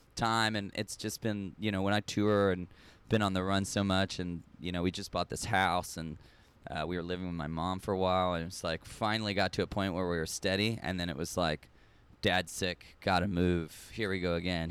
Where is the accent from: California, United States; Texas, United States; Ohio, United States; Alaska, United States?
Texas, United States; Austin; moved away as an adult; also born or lived in Long Beach / New York; now in Norway; I grew up in Austin, Texas, lived in Long Beach, lived in New York, moved back to Austin